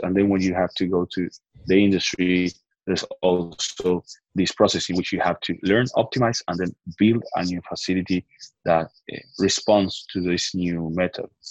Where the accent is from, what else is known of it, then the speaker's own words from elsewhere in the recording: Argentina; I'm from Argentina